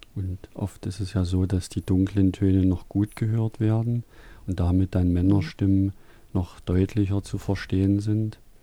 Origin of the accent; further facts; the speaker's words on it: Saxony, Germany; ein Ausdruck, der bei uns in Sachsen hier benutzt wird